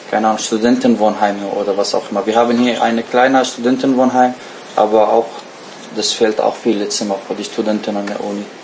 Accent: Lüneburg, Lower Saxony, Germany; Hm, das ist meine Heimatstadt.

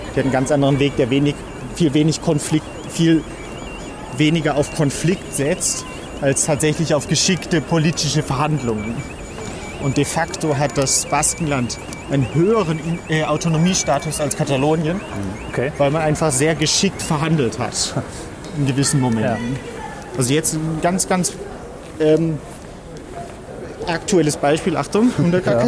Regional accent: Germany; für mich als, als Deutscher

